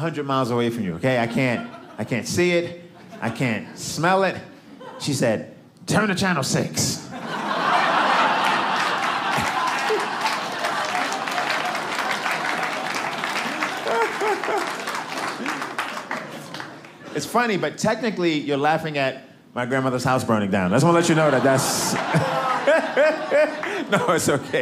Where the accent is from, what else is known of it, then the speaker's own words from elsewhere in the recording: New York City, New York, United States; now in Los Angeles, United States; I'm from Brooklyn